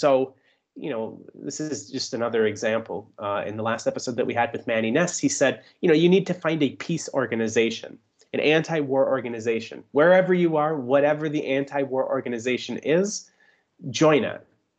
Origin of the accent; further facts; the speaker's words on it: Germany; You know, my hometown was a little bit difficult because it's very rural. You know, I come from a town that has 5,000 people and is in R plus 26 district, so not exactly these big solidarity movements possible there.